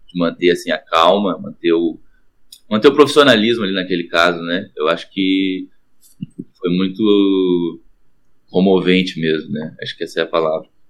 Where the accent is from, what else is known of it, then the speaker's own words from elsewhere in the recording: Guaíba, Rio Grande do Sul, Brazil; Eu sou de Guaíba